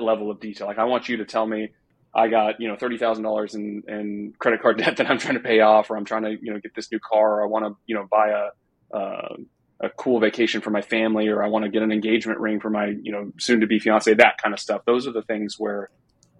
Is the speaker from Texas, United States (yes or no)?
yes; Texas, United States; I'm a Texan